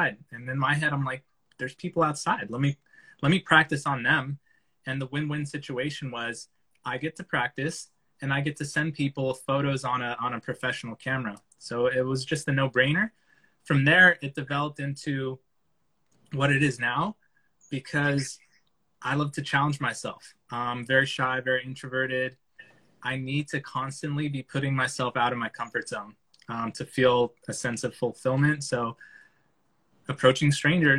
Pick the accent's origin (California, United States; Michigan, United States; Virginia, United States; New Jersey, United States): California, United States; San Francisco Bay Area; I'm from San Francisco Bay Area, California